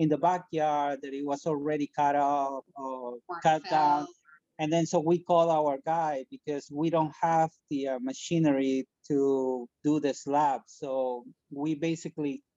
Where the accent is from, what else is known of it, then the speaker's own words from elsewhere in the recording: Peru; moved away as an adult; now in United States; When I was 16, I'm from Peru, and a couple of blocks from my house, there was this guy who used to make furniture.